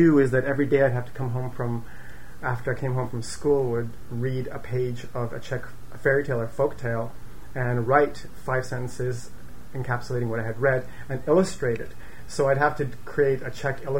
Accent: Winnipeg, Manitoba, Canada; moved away as an adult; now in Montreal, Canada; I grew up in Winnipeg

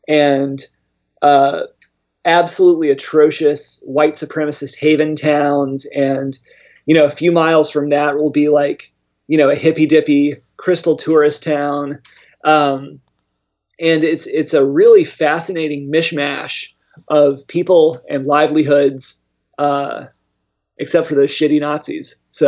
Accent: central Arkansas, United States; growing up in central Arkansas in a metropolitan area

